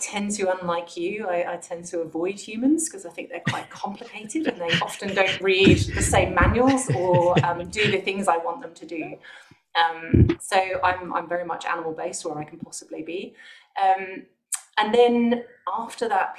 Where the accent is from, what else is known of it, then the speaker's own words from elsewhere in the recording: Bristol, South West England, United Kingdom; moved away as an adult; also born or lived in London; So I'm from the UK originally, so I'm from Bristol. I'm in quite a small town outside Bristol